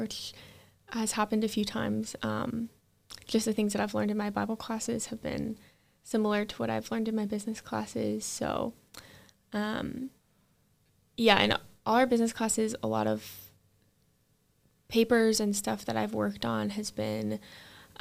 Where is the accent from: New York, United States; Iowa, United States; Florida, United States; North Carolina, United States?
Iowa, United States; Dubuque; I am from the Dubuque area